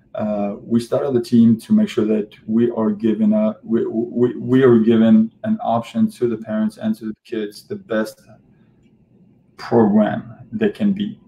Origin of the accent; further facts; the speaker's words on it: Algeria; moved away; my home country, home country in Algeria